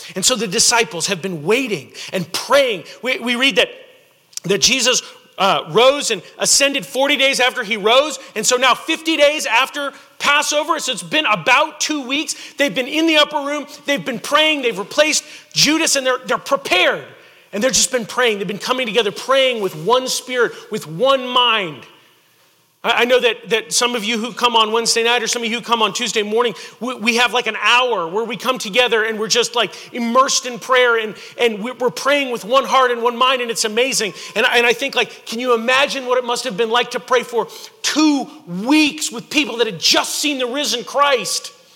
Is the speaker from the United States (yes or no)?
yes; Houston, Texas, United States; also born or lived in Rosenberg, Texas; I grew up in Houston